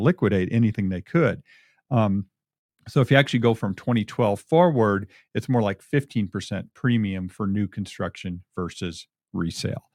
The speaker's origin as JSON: {"language": "English", "country": "United States", "tie": "born or raised there", "also_born_or_lived": "Michigan / Minnesota", "moved": "yes", "lives_now": "Albuquerque, United States", "said": "where we grew up in Michigan and Minnesota"}